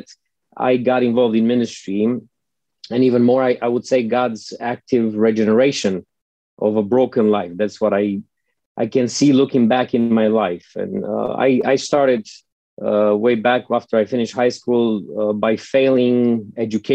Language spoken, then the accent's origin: English; Romania; accent: Eastern European; English is a second language